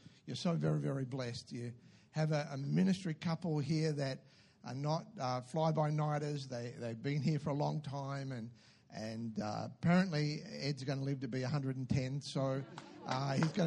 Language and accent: English; Newcastle, New South Wales, Australia; moved away as an adult; also born or lived in Lower Hutt, Wellington, New Zealand; I was born in Newcastle in New South Wales